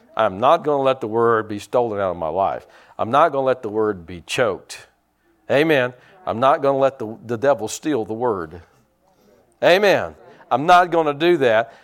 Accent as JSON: {"language": "English", "area": "Pike County", "region": "Indiana", "country": "United States", "said": "I was from Pike County"}